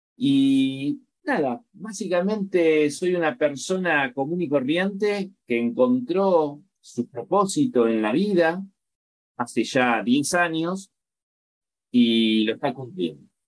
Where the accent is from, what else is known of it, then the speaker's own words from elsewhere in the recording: La Plata, Buenos Aires Province, Argentina; moved away as an adult; now in Chile; en la ciudad de La Plata, que es mi ciudad de origen. Yo, soy argentino, pero hace, hace nueve años estoy viviendo en Chile